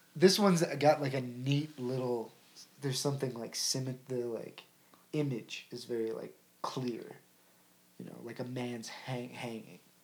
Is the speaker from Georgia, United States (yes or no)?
no; Ohio, United States; I was born in Ohio.